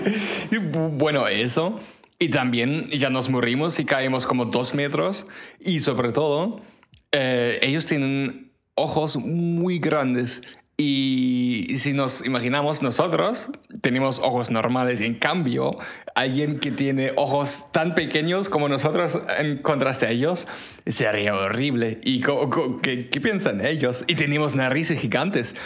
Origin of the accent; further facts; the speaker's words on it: Germany; Spanish is a second language; moved away; yo soy de Alemania